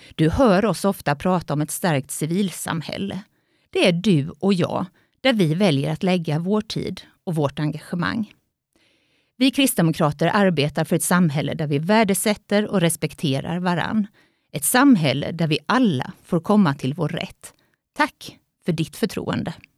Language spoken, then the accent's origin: Swedish; Jönköping, Jönköping County, Sweden; moved away as an adult; now in Vetlanda, Sweden; Jag är uppvuxen i Jönköping men har bott i Vetlanda i snart 26 år